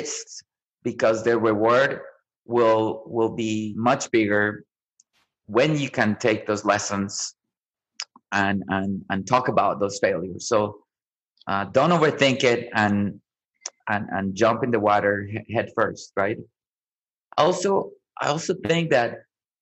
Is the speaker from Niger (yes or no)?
no; Colombia; also born or lived in Omaha, Nebraska; now in Austin, United States; I grew up in Colombia, right, where food is really important